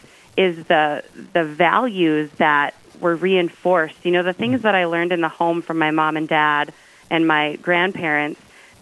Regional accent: Dickinson, North Dakota, United States; also born or lived in Minneapolis; I grew up here in Dickinson, and then when I went to college, I was in Minneapolis, and my husband is also from Dickinson. Mm-hmm. We lived in Minneapolis during the time when our older children were really young

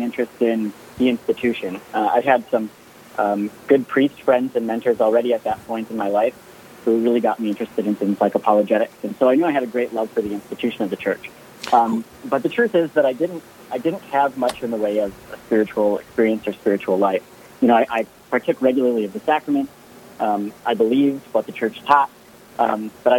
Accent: Jamestown, North Dakota, United States; I'm from Jamestown here in North Dakota. I grew up as a Catholic

